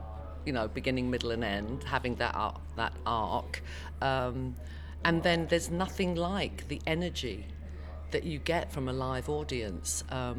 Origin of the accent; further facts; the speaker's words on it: England, United Kingdom; So I say I'm English because I think it's only the English who call themselves British.